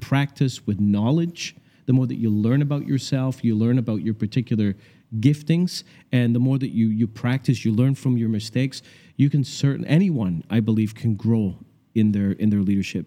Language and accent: English; Scotland, United Kingdom; moved away; also born or lived in Canada; I grew up in Scotland